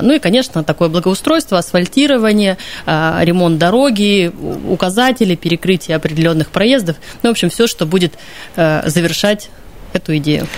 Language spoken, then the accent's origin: Russian; Krasnoyarsk, Krasnoyarsk Krai, Russia; Я просто как красноярец и как человек, который вырос на столбах, ходил туда регулярно